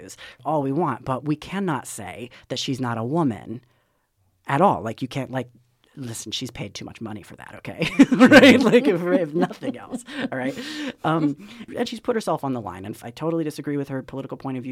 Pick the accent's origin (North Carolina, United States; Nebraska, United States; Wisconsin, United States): North Carolina, United States; Charlotte; moved away; I'm from Charlotte, North Carolina